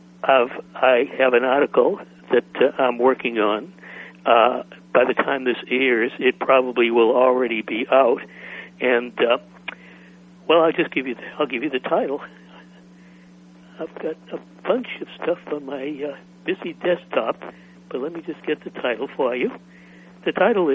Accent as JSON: {"language": "English", "town": "Boston", "region": "Massachusetts", "country": "United States", "tie": "born or raised there", "moved": "as an adult", "said": "I grew up in Boston. I was there through college, then I left."}